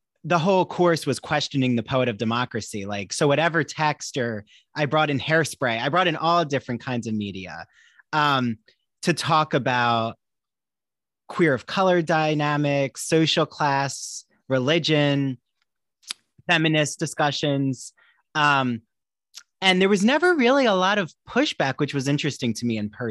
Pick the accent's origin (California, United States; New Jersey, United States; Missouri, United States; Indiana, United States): New Jersey, United States; Washington Township; moved away; also born or lived in Long Island; I'm from New Jersey originally, from a town called Washington Township near Cherry Hill